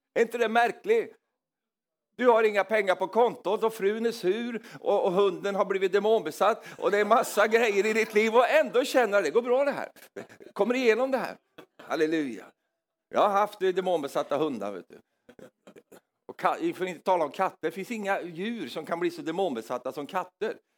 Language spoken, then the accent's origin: Swedish; Norrland, Sweden; moved away; jag kom från Norrland i Sverige